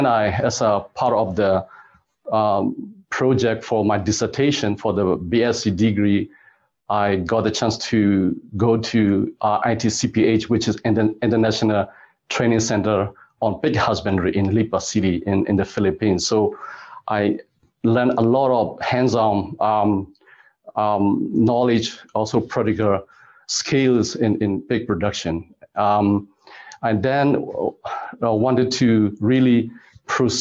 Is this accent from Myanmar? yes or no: yes; Myanmar; moved away as an adult; also born or lived in Germany / Canada; now in Hanoi, Vietnam; I'm originally from Myanmar, which is also called Burma. And I grew up in a pretty much agricultural area in a small city